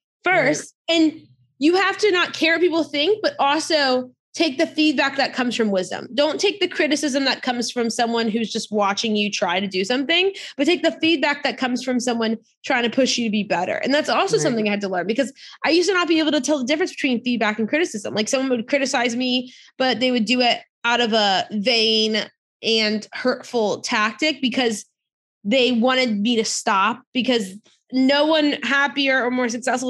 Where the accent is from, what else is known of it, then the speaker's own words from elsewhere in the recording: near New Orleans, Louisiana, United States; I grew up near New Orleans, Louisiana